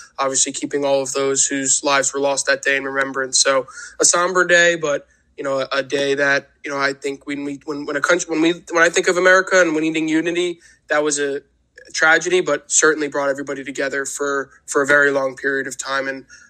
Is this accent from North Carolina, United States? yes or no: no; New Jersey, United States; I've lived in New Jersey. I grew up in New Jersey.